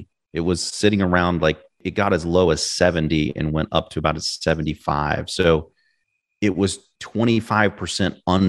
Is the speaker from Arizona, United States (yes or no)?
no; Kansas City, Missouri, United States; I mean, I grew up in Kansas City, not sexy. It's hot as what in the summer, and it's cold as you know what in the winter.